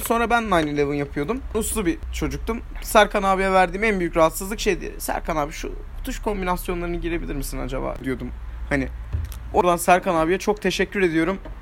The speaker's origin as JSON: {"language": "Turkish", "country": "Turkey", "said": "Türküz hepimiz"}